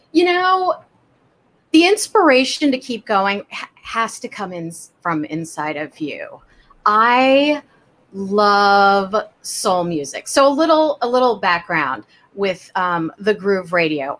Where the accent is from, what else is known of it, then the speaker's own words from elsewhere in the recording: Kansas City, United States; I grew up in Kansas City